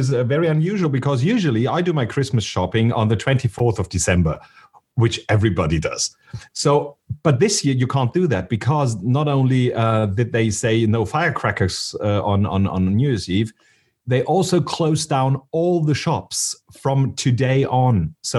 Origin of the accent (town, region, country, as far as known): Munich, Bavaria, Germany